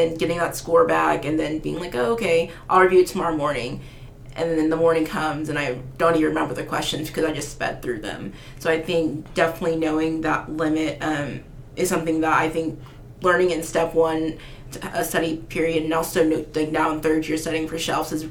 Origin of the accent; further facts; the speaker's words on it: Oklahoma, United States; I'm born and raised in Oklahoma